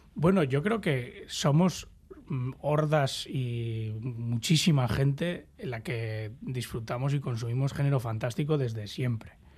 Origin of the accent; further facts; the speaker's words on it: Basque Country, Spain; somos los, los vascos ¿no? y vascas, que nos gusta, somos mendizales